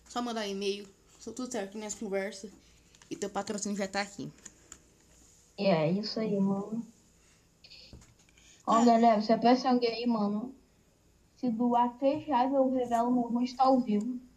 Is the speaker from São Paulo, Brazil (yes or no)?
yes; São Paulo, Brazil; Sou paulista do interior ainda, velho.